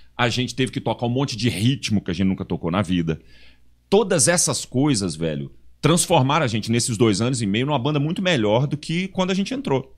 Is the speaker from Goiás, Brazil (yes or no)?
yes; Goiás, Brazil; principalmente eu e o Chiquinho, que somos de Goiás